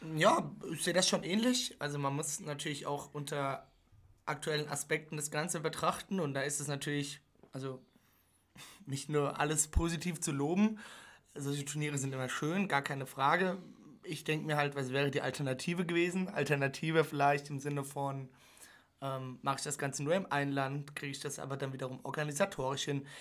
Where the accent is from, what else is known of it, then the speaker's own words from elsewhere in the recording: Germany; Wir als Deutsche